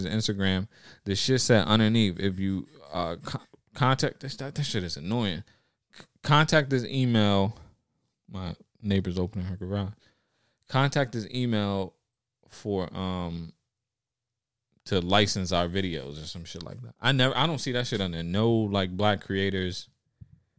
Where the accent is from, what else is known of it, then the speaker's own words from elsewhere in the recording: New York City, New York, United States; I was born in North Bronx Hospital